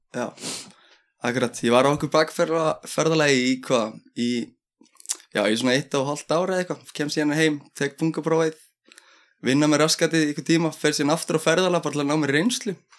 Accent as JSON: {"language": "Icelandic", "town": "Keflavík", "region": "Southern Peninsula", "country": "Iceland", "tie": "born or raised there", "also_born_or_lived": "Njarðvík", "said": "ég er enda fættur uppalinn allir í keflæk en ég flytti í Njárvíkunar"}